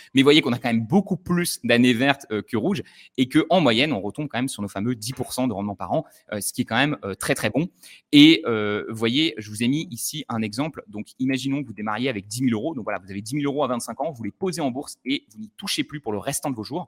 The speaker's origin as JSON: {"language": "French", "town": "Le Puy-en-Velay", "region": "Auvergne-Rhône-Alpes", "country": "France", "tie": "born or raised there", "said": "dans ma ville natale du Puy-en-Velay"}